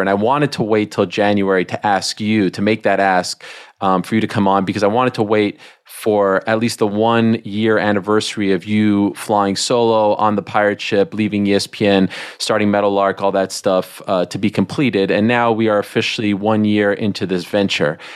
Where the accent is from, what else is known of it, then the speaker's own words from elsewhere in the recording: Quebec, Canada; moved away; I grew up in Canada